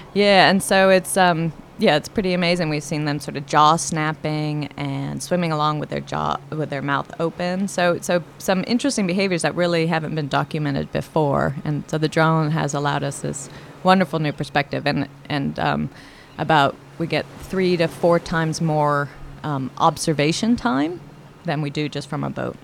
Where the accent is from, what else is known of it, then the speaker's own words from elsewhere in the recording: Miami, Florida, United States; now in Oregon, United States; I grew up in Miami